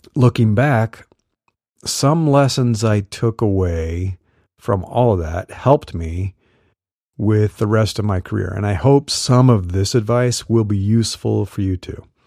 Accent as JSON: {"language": "English", "region": "Midwest", "country": "United States", "tie": "born or raised there", "said": "I grew up in the Midwest"}